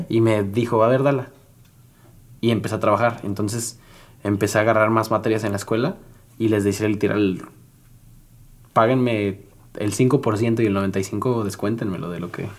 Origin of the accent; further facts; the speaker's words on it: San Luis Potosí, Mexico; also born or lived in Monterrey; vuelo en San Luis, que es mi ciudad donde yo nací